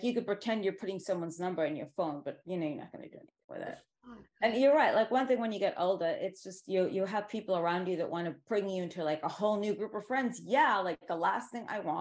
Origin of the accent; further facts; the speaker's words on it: New York City, New York, United States; I grew up in Manhattan.